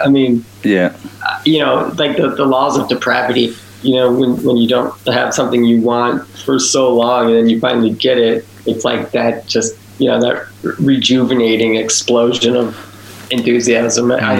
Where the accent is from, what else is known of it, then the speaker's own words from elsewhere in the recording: Chicago, Illinois, United States; Chicago, which is, you know, our home, you know, it's where I grew up, spend most of my life.